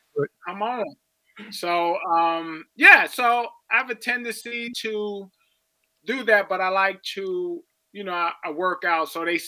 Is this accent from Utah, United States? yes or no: no; Philadelphia, Pennsylvania, United States; moved away; I'm going back to Philly. I'm from Philadelphia.